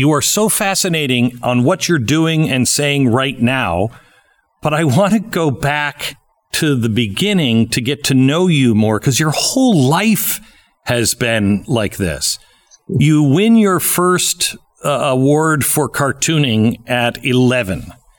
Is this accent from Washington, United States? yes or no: yes; Seattle, Washington, United States; I grew up in Seattle and I absolutely love that climate.